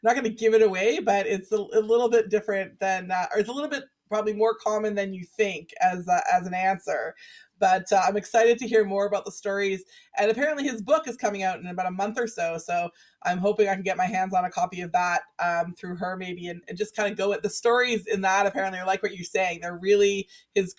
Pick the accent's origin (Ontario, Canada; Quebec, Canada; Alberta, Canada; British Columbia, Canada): British Columbia, Canada; Vancouver; my own 80s growing up in Vancouver with the same people